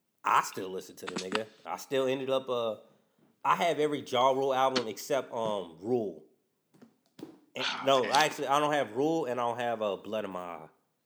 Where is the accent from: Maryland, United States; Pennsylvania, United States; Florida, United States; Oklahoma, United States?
Maryland, United States; Gaithersburg; And I'm from Gaithersburg, Maryland, so, you know.